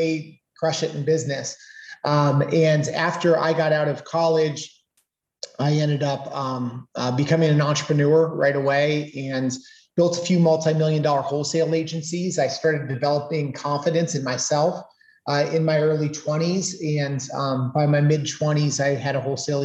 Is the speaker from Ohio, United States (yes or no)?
yes; Canton, Ohio, United States; I'm a Northeast Ohio boy. I was born and raised in Canton, Ohio